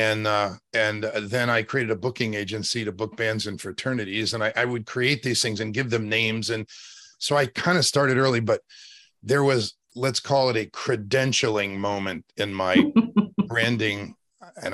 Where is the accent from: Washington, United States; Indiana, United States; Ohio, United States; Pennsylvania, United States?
Pennsylvania, United States; State College; also born or lived in West Virginia; now in Los Angeles, United States; I was born in West Virginia and raised in Pennsylvania